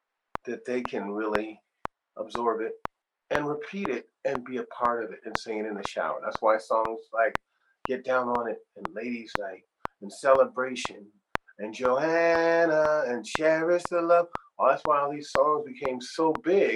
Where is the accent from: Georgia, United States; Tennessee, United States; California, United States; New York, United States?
California, United States; Sacramento; moved away as an adult; also born or lived in Ohio; I had to leave from my hometown in Sacramento to go to the big city